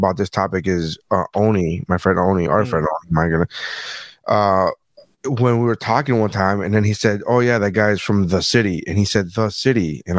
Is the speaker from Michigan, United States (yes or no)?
no; Miami, Florida, United States; also born or lived in Nicaragua; I'm from Miami, and I'm not used to this. So I'm from Nicaragua, and I live in Miami all my life.